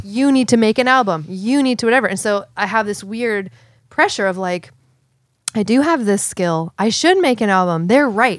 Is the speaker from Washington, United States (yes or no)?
yes; Seattle, Washington, United States; I'm from Seattle